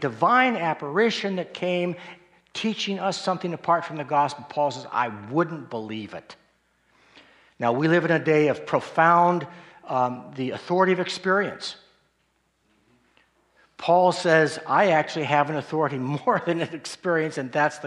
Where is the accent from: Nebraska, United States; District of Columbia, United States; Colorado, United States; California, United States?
Colorado, United States; Colorado Springs; I grew up in Colorado Springs